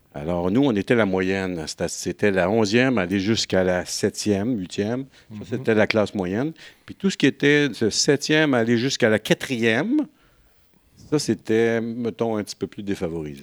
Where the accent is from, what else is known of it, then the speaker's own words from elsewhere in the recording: Rouyn-Noranda, Quebec, Canada; je suis venu au monde sur la, à Noranda, pas très loin